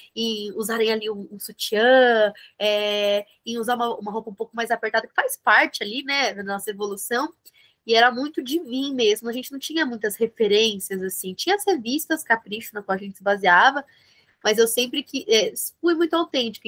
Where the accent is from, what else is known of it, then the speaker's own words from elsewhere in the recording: São Bernardo do Campo, São Paulo, Brazil; aqui no ABC, eu sou de São Bernardo do Campo